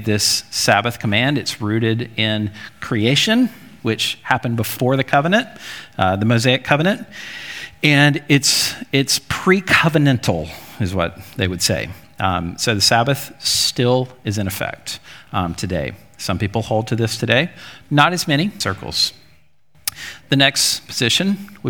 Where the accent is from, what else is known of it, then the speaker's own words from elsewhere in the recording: Jackson, Alabama, United States; I grew up in Jackson, Alabama